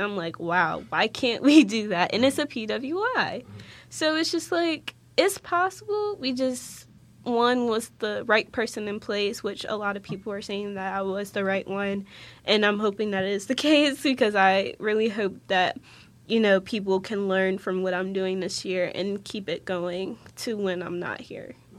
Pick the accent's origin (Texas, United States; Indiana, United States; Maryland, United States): Maryland, United States; Waldorf; moved away as an adult; now in West Virginia, United States; I'm originally from Waldorf, Maryland, so like the southern region of Maryland